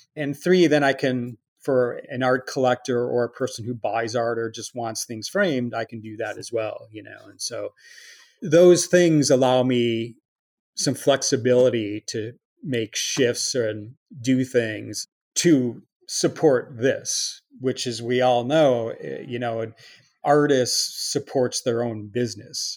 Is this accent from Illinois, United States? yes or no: yes; Chicago, Illinois, United States; moved away; also born or lived in Milwaukee; growing up in Chicago